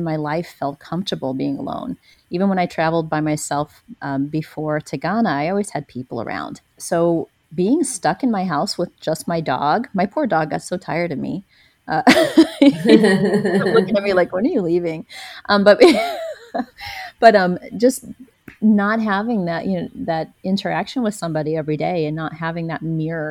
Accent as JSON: {"language": "English", "area": "a small town south of St. Louis", "region": "Missouri", "country": "United States", "tie": "born or raised there", "moved": "yes", "lives_now": "Ubud, Indonesia", "said": "my hometown, which is a small town south of St. Louis"}